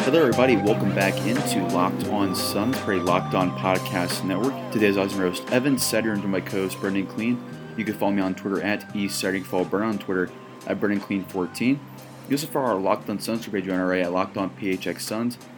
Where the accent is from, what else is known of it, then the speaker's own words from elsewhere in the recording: Indiana, United States; I'm from Indiana